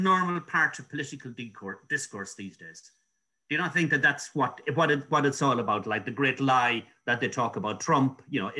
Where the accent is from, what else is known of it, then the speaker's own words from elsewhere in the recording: Ireland; as an Irish person